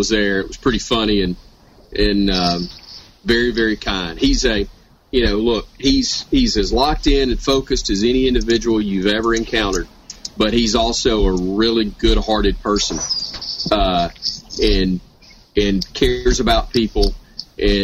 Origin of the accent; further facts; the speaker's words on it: Fairfield, Alabama, United States; also born or lived in Montevallo, Alabama; now in Hoover, United States; I grew up in Fairfield, went to college at Montevallo, moved to Hoover when I got out of school